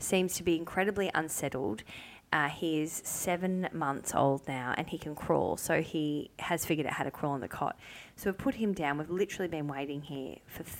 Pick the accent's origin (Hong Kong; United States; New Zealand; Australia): Australia; Melbourne, Victoria; moved away as an adult; now in Sydney, Australia; I'm from Melbourne